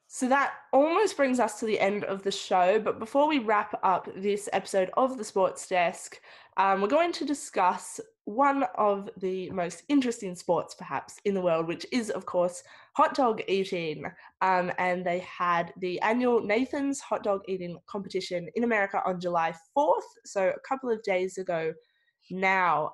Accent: Victoria, Australia; growing up in Victoria, um, I've really taken for granted all the big sporting events that we have

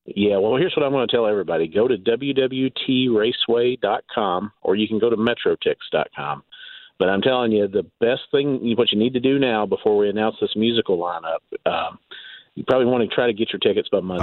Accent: Eastern Kentucky, United States; also born or lived in Lexington, Kentucky / Louisville, Kentucky; I grew up in Eastern Kentucky, but you know, I lived in Lexington for many years. Actually, lived in Louisville for a while

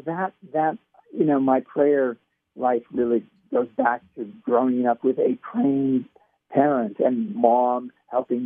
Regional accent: Pasadena, California, United States; I grew up in California. My parents, and I grew up in Pasadena and Pasadena area

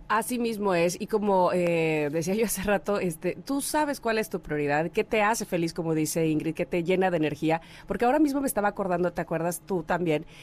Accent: Veracruz, Mexico; moved away as an adult; also born or lived in Mexico City

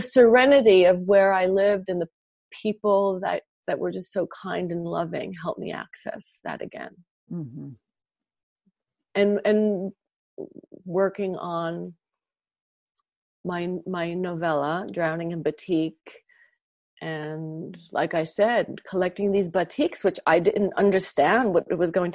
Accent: New York, United States; moved away as an adult; now in Los Angeles, United States; It's my hometown

